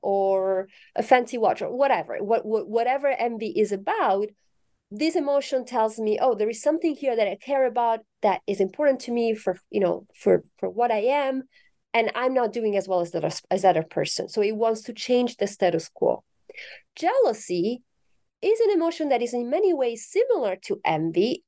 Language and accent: English; Italy; moved away as an adult; now in United States; I'm originally from Italy, um, so I correspond to the stereotype of the passionate Italian